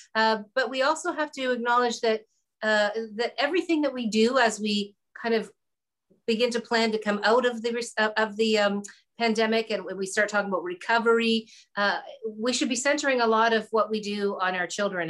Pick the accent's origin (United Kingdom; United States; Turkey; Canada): Canada; Hamilton, Ontario; I come from Hamilton, which is a, you know, it's a working class industrial type of city. Uh, we've now transitioned our economy to other things. But when I was growing up, there was um, you know, there was a lot of struggles